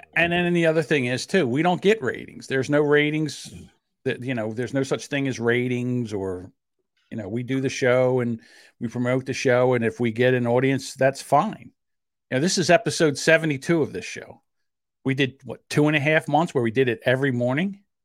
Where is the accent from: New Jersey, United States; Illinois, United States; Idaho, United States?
New Jersey, United States; accent: South Jersey; I have a South Jersey accent